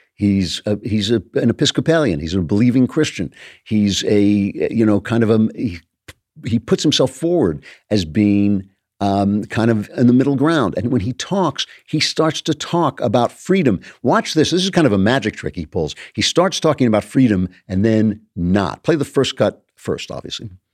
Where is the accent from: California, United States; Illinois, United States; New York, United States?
California, United States; Los Angeles; Hollywood, my hometown